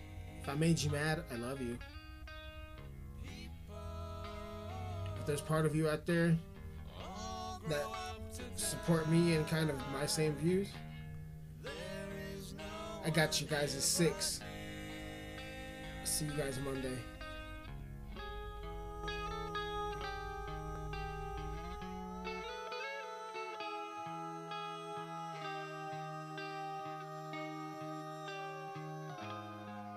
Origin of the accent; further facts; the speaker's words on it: United States; as American citizens